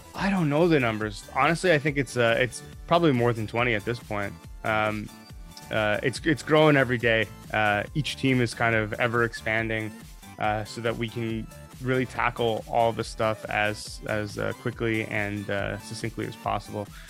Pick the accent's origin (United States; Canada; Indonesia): Canada; I'm Canadian